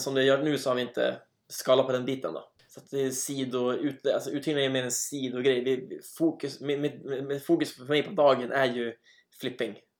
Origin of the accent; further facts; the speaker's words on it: Umeå, Västerbotten County, Sweden; now in Trondheim, Norway; i Umeå där jag är uppvuxen